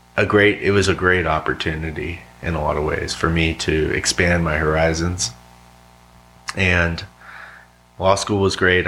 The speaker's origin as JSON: {"language": "English", "town": "Yuma", "region": "Arizona", "country": "United States", "tie": "born or raised there", "also_born_or_lived": "San Diego, California", "moved": "yes", "lives_now": "Roanoke, United States", "said": "Originally uh, San Diego, uh, but I spent a lot of time growing up in Yuma, Arizona"}